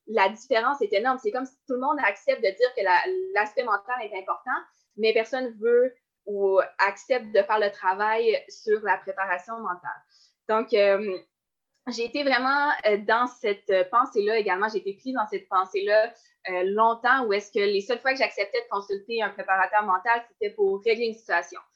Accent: Baie-Comeau, Quebec, Canada; j'ai commencé le sport sur la côte nord, puis j'ai commencé avec le patinage de vitesse

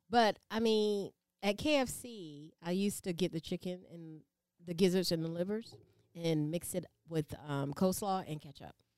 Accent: the South, United States; I'm from the South. We eat everything.

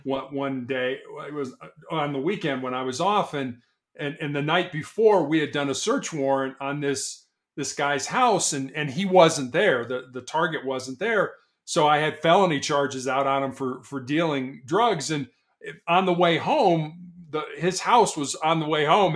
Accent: Chicago, Illinois, United States; moved away; also born or lived in Charleston, South Carolina; born and raised in Chicago

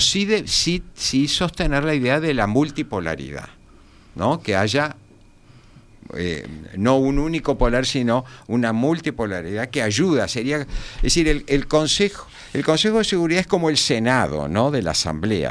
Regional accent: Uruguay

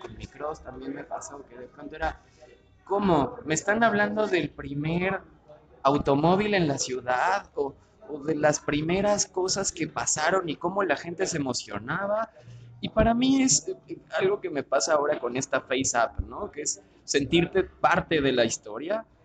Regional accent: Mexico City, Mexico; Nazco en la Ciudad de México un 16 de diciembre de 1989

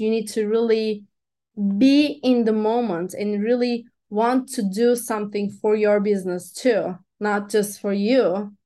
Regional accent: Turkey; first language Turkish; English is a second language; moved away as an adult; also born or lived in Los Angeles, United States; I am from Turkey

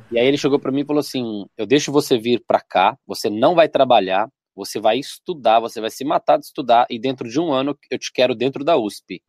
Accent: Belo Horizonte, Minas Gerais, Brazil; also born or lived in Dores do Indaiá, Minas Gerais; Eu nasci em BH, Belo Horizonte, Minas Gerais. Ah. E morei aí os cinco, seis melhores anos aí da adolescência para a idade adulta, numa cidade de 13 mil pessoas, que é interior de Minas, Dores do Indaiá

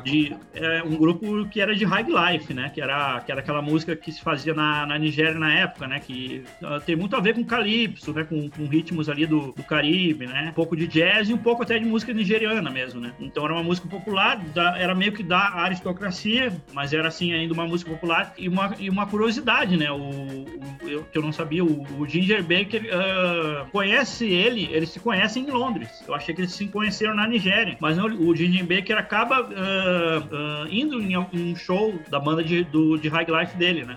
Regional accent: Santo Antônio da Patrulha, Rio Grande do Sul, Brazil; eu sou do interior do Rio Grande do Sul, né? Uma cidade chamada Santo Antônio da Patrulha

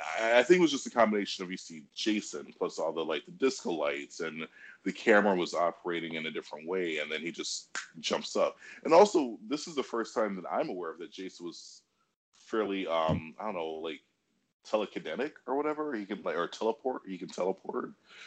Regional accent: Detroit, Michigan, United States; I was born and raised in Detroit

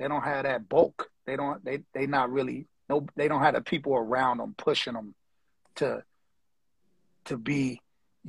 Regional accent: Los Angeles, California, United States; now in Hawaii, United States; I'm from L.A., like, South Central area.

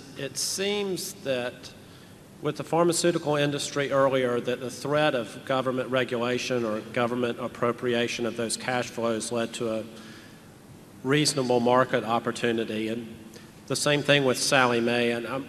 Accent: Atlanta, Georgia, United States; I'm from Atlanta, Georgia, and I have two questions.

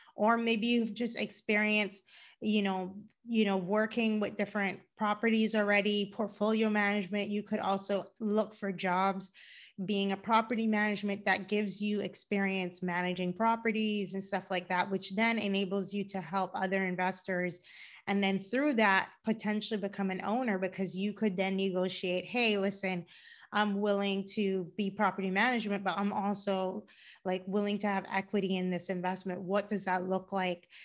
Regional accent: Cayman Islands; moved away as an adult; also born or lived in Georgia, United States / Boston, United States; now in Los Angeles, United States; I live in Los Angeles, but I'm originally from the Cayman Islands.

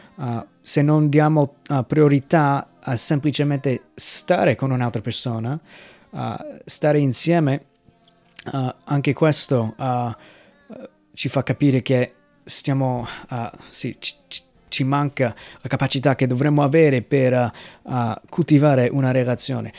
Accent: United States; moved away; nel mio paese, negli Stati Uniti

